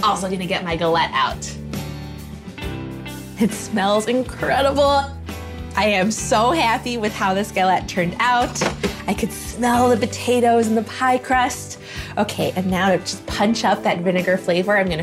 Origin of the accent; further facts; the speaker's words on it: Chicago, Illinois, United States; now in North Dakota-Minnesota border, United States; I grew up in Chicago